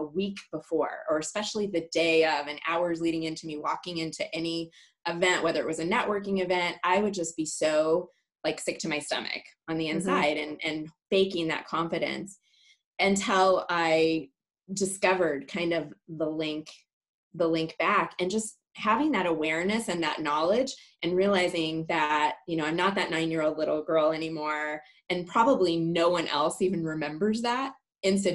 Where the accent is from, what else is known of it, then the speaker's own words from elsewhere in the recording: Clarkdale, Arizona, United States; also born or lived in Milan, Illinois; I was born in Milan, Illinois, or I like to say Milan. And my parents really hated shoveling snow every day. So their dream was to move to Arizona, and we used to come here on vacation. So when I was 9, we moved to Clarkdale, Arizona